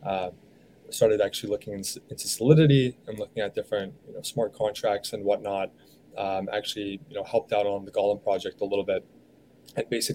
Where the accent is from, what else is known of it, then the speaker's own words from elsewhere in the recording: San Diego, California, United States; also born or lived in Philadelphia; now in New York, United States; I'm actually originally from San Diego